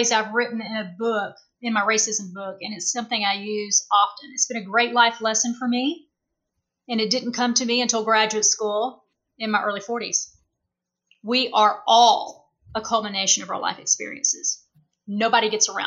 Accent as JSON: {"language": "English", "region": "the South", "country": "United States", "moved": "as an adult", "lives_now": "Las Vegas, United States", "said": "I'm from the South."}